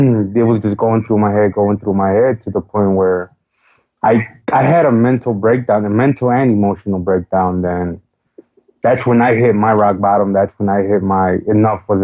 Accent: Chicago, Illinois, United States; I am from Chicago, Illinois, born and raised

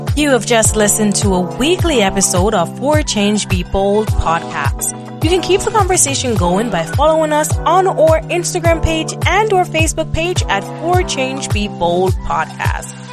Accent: Jamaica; moved away; my background growing up in Jamaica

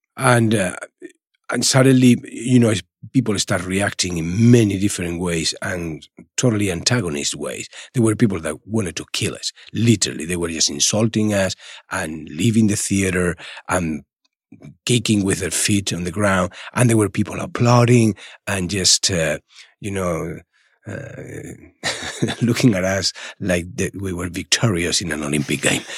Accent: Málaga, Andalusia, Spain; English is a second language; moved away as an adult; also born or lived in Madrid; in Málaga, in my hometown, there was literally nothing

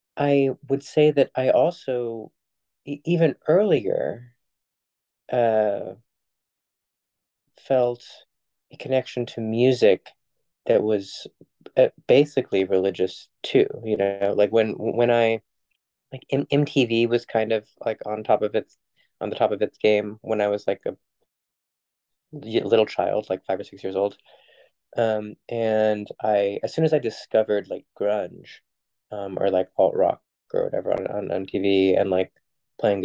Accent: New York City, New York, United States; I was raised mostly in New York City in a context that was hyper secular

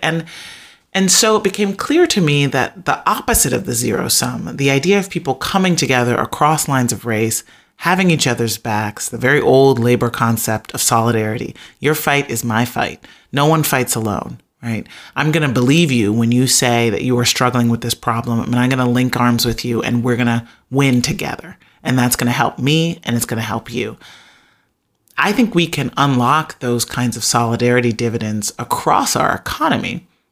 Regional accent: Chicago, Illinois, United States; growing up on the south side of Chicago

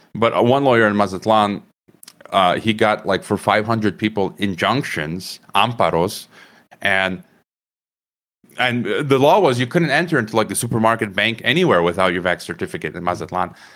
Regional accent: Chicago, Illinois, United States; moved away as an adult; also born or lived in Croatia; now in Mexico; I was born in Chicago, so I'm a Chicagoan

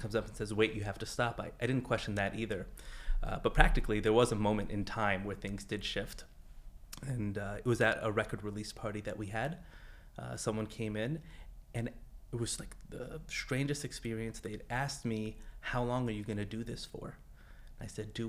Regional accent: Los Angeles, California, United States; I'm from Los Angeles, just over the hill

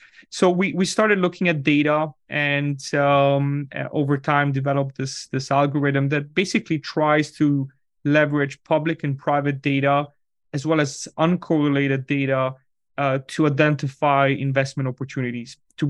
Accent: Switzerland; moved away as an adult; now in United States; I'm originally from Switzerland, where these topics are actually very topical. And when I moved to the US about 15 years ago, I was looking for a residence for my family.

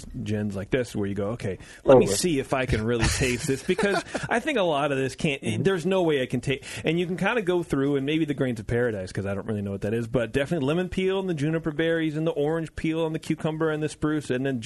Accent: United States; I'm American

